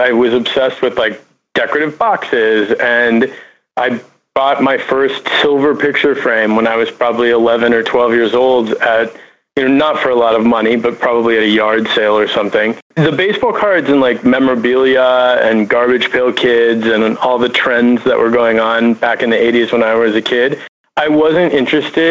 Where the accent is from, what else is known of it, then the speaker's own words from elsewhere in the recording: Minnetonka, Minnesota, United States; also born or lived in Chicago, Illinois; now in Los Angeles, United States; I grew up in suburban Minnesota, Minneapolis, in a town called Minnetonka, the son of an interior designer